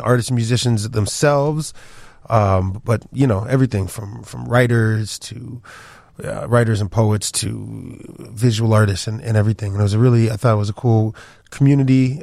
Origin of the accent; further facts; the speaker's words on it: the Pioneer Valley, Western Massachusetts, United States; also born or lived in Paris, France / Chicago; I grew up in Western Massachusetts, the Pioneer Valley